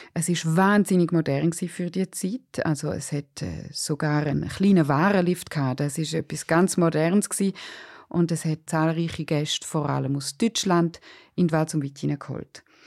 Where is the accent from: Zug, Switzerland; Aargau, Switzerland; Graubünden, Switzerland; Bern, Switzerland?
Graubünden, Switzerland; Surrein; als ich in den 80er und 90er Jahren in Surain aufgewachsen bin